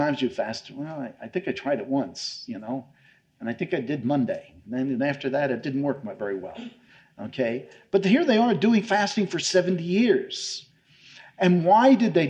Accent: New York, United States; moved away; I come from New York

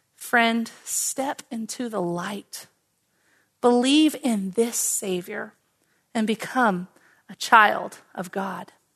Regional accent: Oklahoma, United States; Now, I grew up in Oklahoma

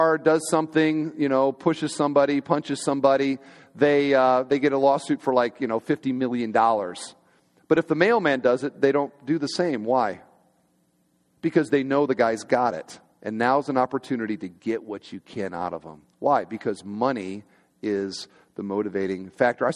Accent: Iowa, United States; I grew up on a kind of just outside of town in one of these little subdivisions where everybody's got like an acre or two, and there's maybe 15 houses kind of out in the middle of nowhere. And I'm from Iowa

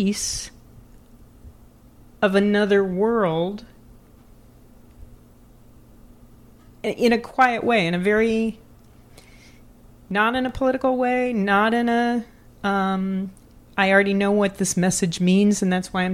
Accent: Louisville, Kentucky, United States; I am from Louisville, Kentucky. I grew up in a very rural environment

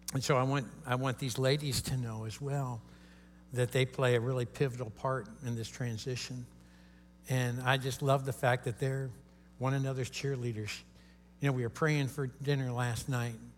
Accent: Kentucky, United States; I'm from Kentucky. Uh, that's the headquarters of KFC, right where I live in, in Louisville

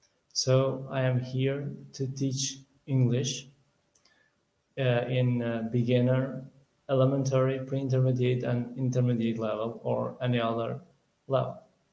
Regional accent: Kosovo; English is a second language; I'm from Kosovo. I'm 25 years old

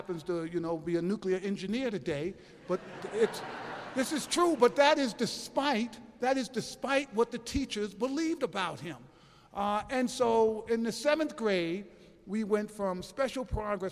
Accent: New York City, New York, United States; I'm from New York City

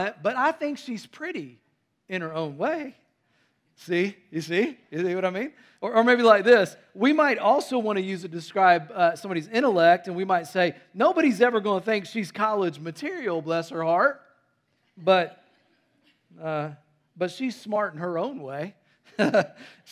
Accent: North Carolina, United States; also born or lived in Tennessee; I was born in Tennessee and raised in North Carolina

